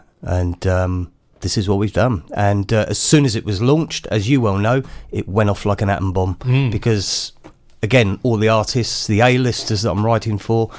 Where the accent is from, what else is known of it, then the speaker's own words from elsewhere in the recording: Wales, United Kingdom; also born or lived in London; born and bred in Wales, but spent many years in London as a music journalist, so the accent's gone.